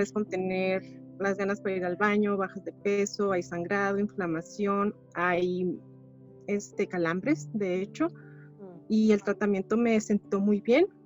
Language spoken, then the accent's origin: Spanish; Chihuahua, Mexico; Soy de Chihuahua, Chihuahua, México.